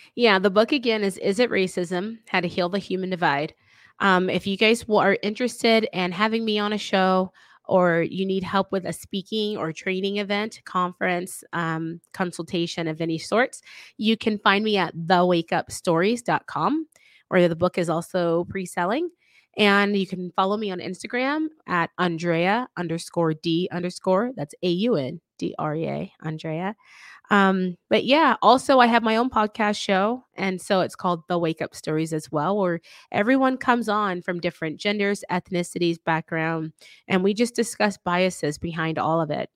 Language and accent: English; the South, United States; I'm from the South